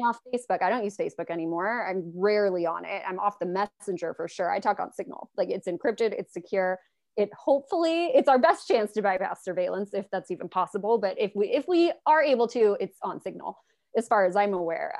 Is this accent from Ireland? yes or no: no; Los Angeles, California, United States; I'm in Los Angeles, I'm from Los Angeles